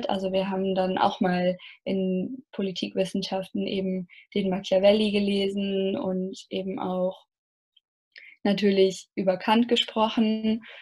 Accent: Germany; Und man wird eben auch sehr nett aufgenommen, auch als Deutsche, was ja auch nicht selbstverständlich ist aufgrund der Geschichte.

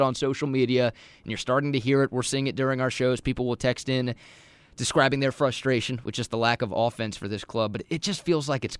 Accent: Dallas, Texas, United States; now in Austin, United States; growing up in Dallas

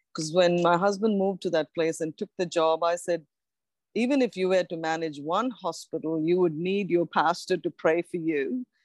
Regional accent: Australia; I'm from Australia. We are in Australia

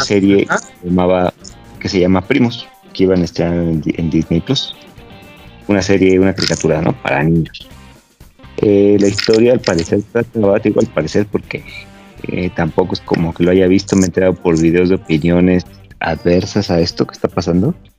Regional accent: Mexico

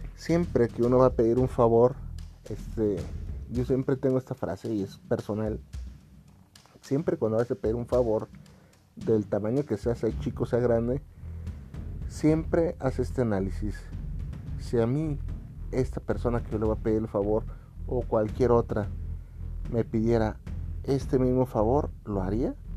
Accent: Mexico; aquí en mi país

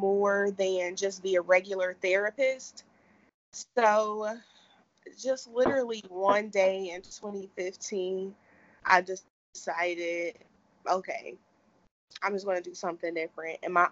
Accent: Cincinnati, Ohio, United States; Cincinnati, Ohio, born and raised

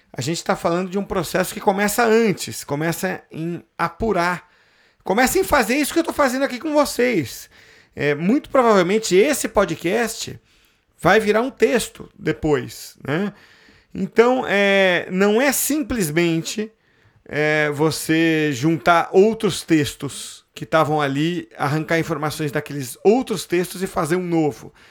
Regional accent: Santos, São Paulo, Brazil; sou de Santos, foi lá que eu fiz o curso

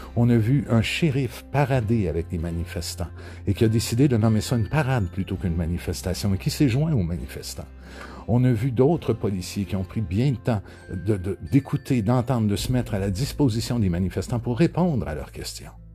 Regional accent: Quebec, Canada; ici chez nous au Québec

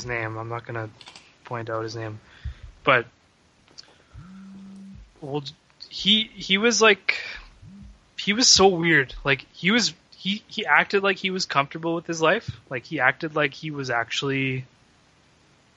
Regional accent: Canada; also born or lived in Vancouver; I grew up in Canada

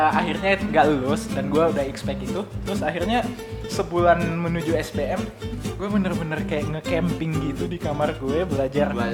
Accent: Makassar, South Sulawesi, Indonesia; Logat logat kampung itu tetap keluar. Eh, gue tidak melupakan logat gue ya, yeah. soalnya orang Makassar juga cuy.

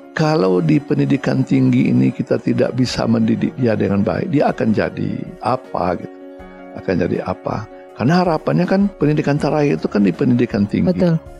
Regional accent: Batusangkar, West Sumatra, Indonesia; moved away; Saya orang kampung ya, orang Hah? kampung, orang Batu Sangkar. Saya eh, lahir di Batu Sangkar di tepatnya di Padang Gantiang. Padang Gantiang itu Kabupaten Tanah Datar

